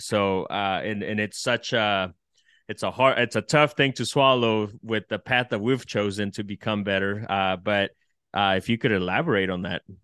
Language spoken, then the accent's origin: English; El Salvador; now in United States; I'm from El Salvador